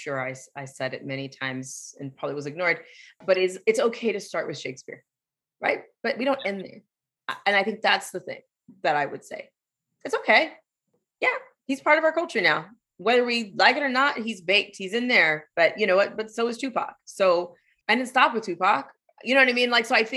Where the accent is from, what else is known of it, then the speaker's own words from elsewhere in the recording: San Diego, California, United States; I grew up in San Diego